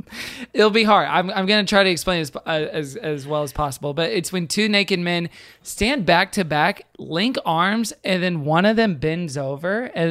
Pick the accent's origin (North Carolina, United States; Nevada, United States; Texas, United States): Texas, United States; I'm from Texas.